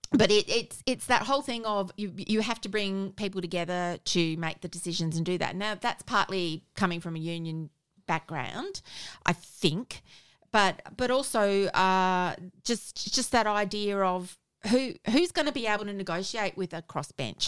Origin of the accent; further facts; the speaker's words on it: South Australia, Australia; I'm from South Australia